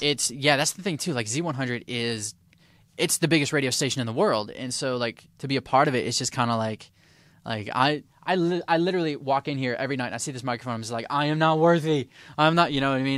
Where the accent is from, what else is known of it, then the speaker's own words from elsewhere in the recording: Detroit, Michigan, United States; I'm from Detroit